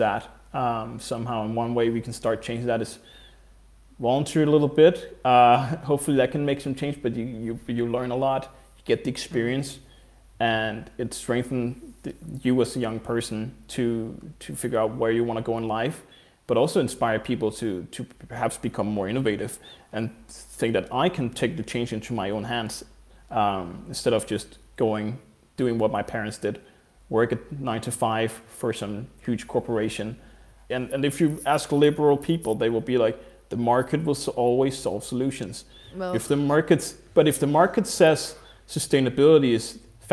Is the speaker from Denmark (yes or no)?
yes; Denmark; moved away as an adult; also born or lived in Copenhagen, Denmark / Sweden; So I grew up in Denmark, and I studied law when I lived in Copenhagen